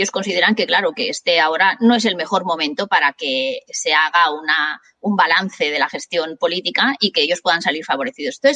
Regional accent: Catalonia, Spain; soy tan catalana como cualquiera de Vic

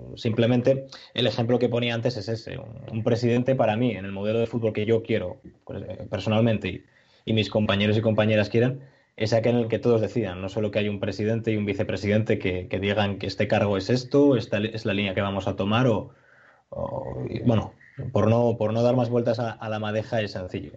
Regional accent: Asturias, Spain; Nosotros como asturianos

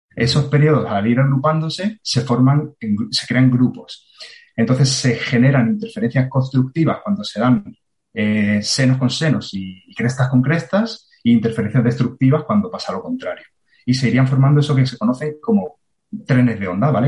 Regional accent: Marbella, Andalusia, Spain; moved away as an adult; also born or lived in Granada / Cantabria / Chennai; nací en Marbella

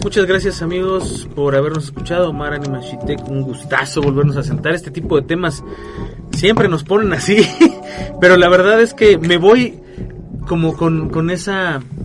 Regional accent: Mexico; como mexicanos

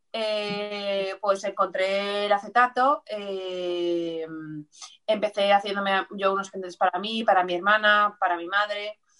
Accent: Valencia, Valencian Community, Spain; de aquí también de, Valencia, del barrio del Carmen

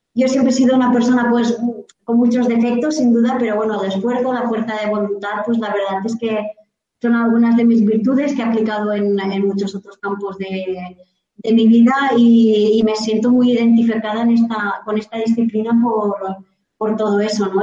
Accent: Vilafamés/Villabella, Castellón, Valencian Community, Spain; mi pueblo, de aquí en, villabella en, Castellón

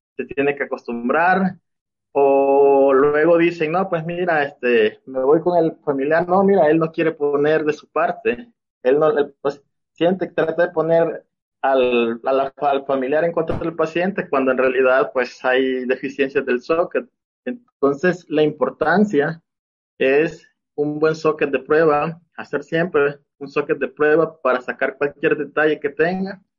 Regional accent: El Salvador; moved away as an adult; now in Mexico; Soy de El Salvador. Actualmente estoy viviendo aquí en México. pues yo, mi formación fue en El Salvador

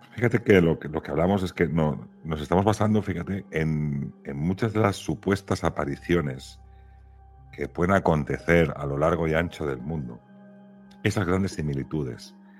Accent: Catalonia, Spain; now in Valladolid, Spain; viviendo ahora en Valladolid y siendo catalán

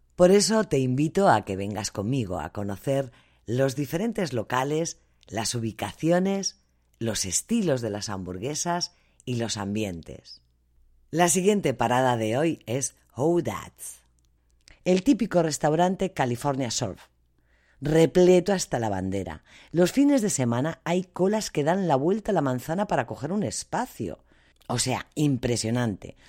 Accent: Madrid, Community of Madrid, Spain; moved away as an adult; now in United States; soy de Madrid. Y por supuesto que como española

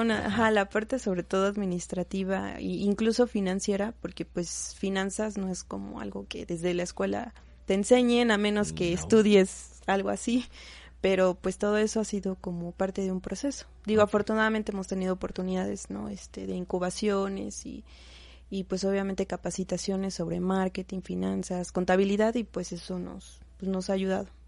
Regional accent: Izúcar de Matamoros, Puebla, Mexico; nosotros somos originarias de Izúcar de Matamoros

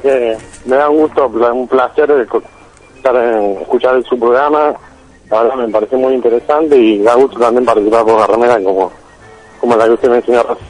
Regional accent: Buenos Aires, Argentina; de Villa Rachuelo

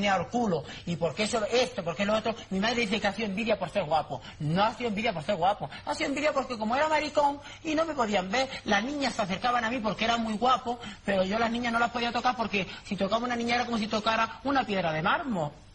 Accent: Adra, Andalusia, Spain

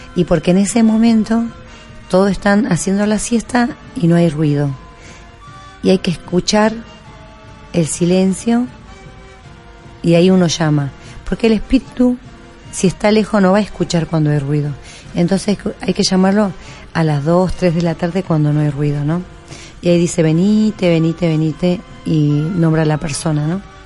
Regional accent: Perico, Jujuy, Argentina; yo tenía en mi casa allá en Jujuy, en Perico, yo soy de Perico

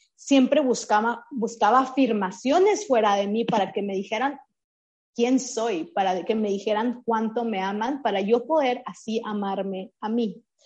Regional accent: Chihuahua, Mexico; Yo crecí, nací en Chihuahua, en el norte de México.

